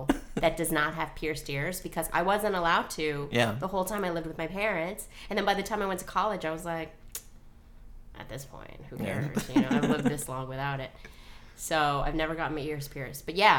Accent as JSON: {"language": "English", "region": "New York", "country": "United States", "tie": "born or raised there", "said": "I grew up in New York."}